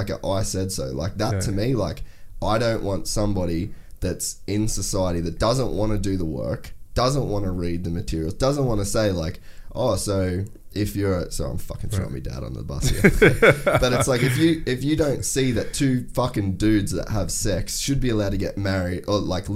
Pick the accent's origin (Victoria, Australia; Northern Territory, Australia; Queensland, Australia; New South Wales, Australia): Queensland, Australia; Cairns; I grew up in Cairns